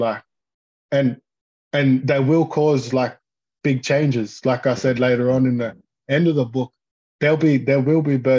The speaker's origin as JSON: {"language": "English", "town": "Toowoomba", "region": "Queensland", "country": "Australia", "said": "I'm from Toowoomba"}